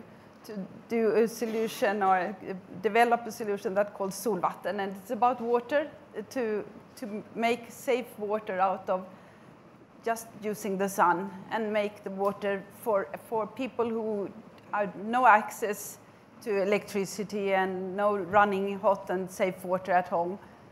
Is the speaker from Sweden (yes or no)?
yes; Sweden; from Sweden, from this country of Greta.